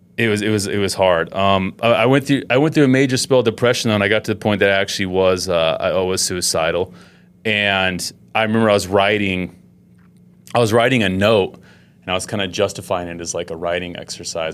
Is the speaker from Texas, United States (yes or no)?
no; Utah, United States; I grew up in Utah.